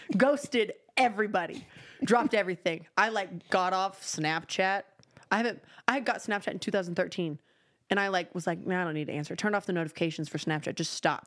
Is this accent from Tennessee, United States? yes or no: yes; Nashville, Tennessee, United States; I was born in Midtown.